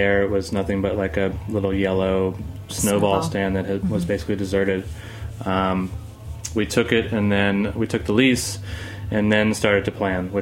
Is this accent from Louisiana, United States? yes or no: yes; Covington, Louisiana, United States; moved away as an adult; also born or lived in New Orleans, Louisiana / Madisonville, Louisiana; now in New York, United States; I'm from, born and raised, New Orleans